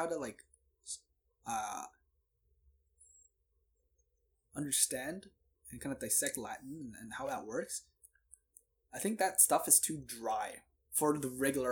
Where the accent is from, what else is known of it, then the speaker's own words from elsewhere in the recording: Toronto, Ontario, Canada; I'm from Toronto